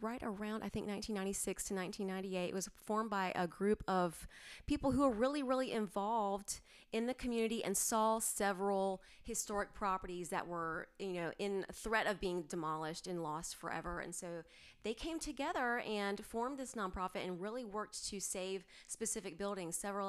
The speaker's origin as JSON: {"language": "English", "town": "Greensboro", "region": "North Carolina", "country": "United States", "also_born_or_lived": "New Jersey / Georgia / Miami / Colorado", "said": "I was living in New Jersey, and that was awful. But yeah, I've lived all over, but I'm originally from Greensboro, Burlington, that kind of area. I've lived all over the state."}